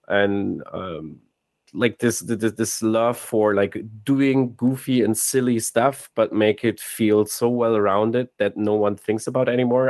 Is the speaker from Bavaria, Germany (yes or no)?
no; Cologne, North Rhine-Westphalia, Germany; moved away as an adult; now in Hamburg, Germany; we're originally from Cologne, then we moved to Hamburg for the jobs